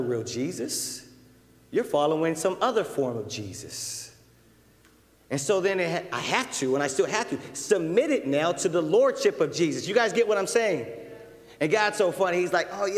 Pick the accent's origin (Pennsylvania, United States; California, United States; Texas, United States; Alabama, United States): California, United States; Southern; I'm a brother from Southern California. I was involved in street stuff and street life and gangs